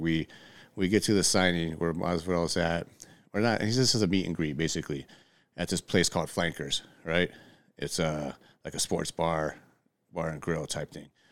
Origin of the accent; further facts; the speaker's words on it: Redlands, California, United States; I'm from Redlands